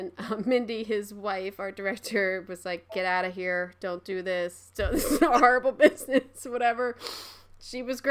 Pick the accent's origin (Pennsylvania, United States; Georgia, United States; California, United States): Pennsylvania, United States; Philadelphia; I'm from Philly